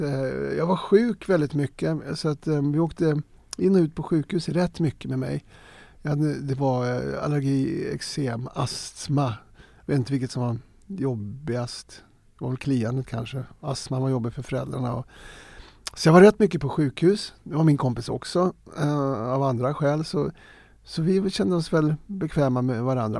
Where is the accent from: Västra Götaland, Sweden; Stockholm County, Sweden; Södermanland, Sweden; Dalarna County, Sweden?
Stockholm County, Sweden; Stockholm; Jag är uppvuxen i Farsta, en ABC-förort eh, arbete bostadscentrum